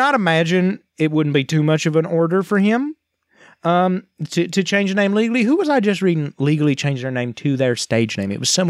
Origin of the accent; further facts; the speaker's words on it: United States; as an American human man